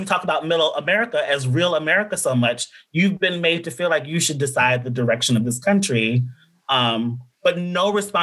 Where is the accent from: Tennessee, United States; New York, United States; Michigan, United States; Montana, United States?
Tennessee, United States; Nashville; I'm also from Nashville